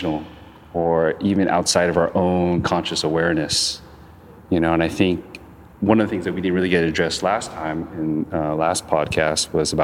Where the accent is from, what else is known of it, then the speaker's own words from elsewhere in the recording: Long Beach, California, United States; I'm from Long Beach